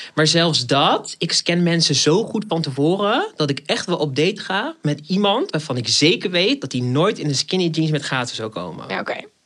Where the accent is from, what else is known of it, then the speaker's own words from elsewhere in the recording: Rotterdam, South Holland, Netherlands; accent: Rotterdam; now in Amsterdam, Netherlands; Ik woon in Amsterdam, maar ik ben geboren in Rotterdam. Dus vandaar dat ordinaire accentje af en toe